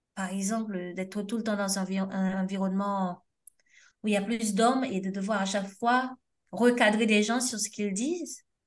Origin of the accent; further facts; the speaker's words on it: Haiti; now in France; on a de la famille au pays, mais surtout parce que c'est notre pays